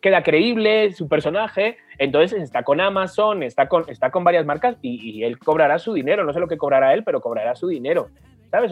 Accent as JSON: {"language": "Spanish", "country": "Spain", "moved": "yes"}